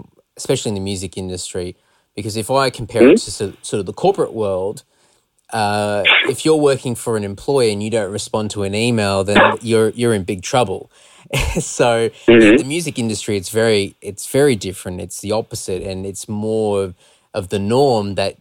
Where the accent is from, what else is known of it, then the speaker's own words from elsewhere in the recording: Australia; we're from Australia